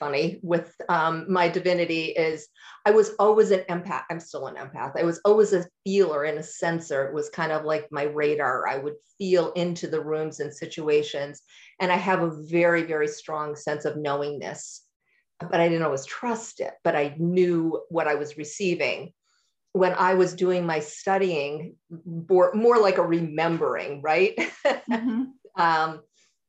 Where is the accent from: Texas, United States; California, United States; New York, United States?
New York, United States; also born or lived in Durham, North Carolina / Massachusetts; now in Asheville, United States; I grew up in New York, and then I lived in Massachusetts until my children launched.